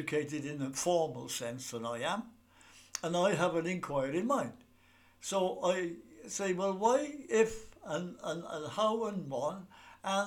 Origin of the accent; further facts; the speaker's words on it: Cardiff, Wales, United Kingdom; When I was brought up in Ely, and we were still using the water from Ely Wells